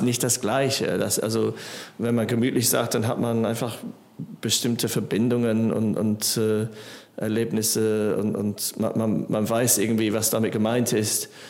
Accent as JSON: {"language": "German", "region": "England", "country": "United Kingdom", "tie": "born or raised there", "second_language": "German", "moved": "as an adult", "lives_now": "Germany", "said": "Ich bin in England aufgewachsen ähm, und dann war ich äh, 23, als ich nach Deutschland kam"}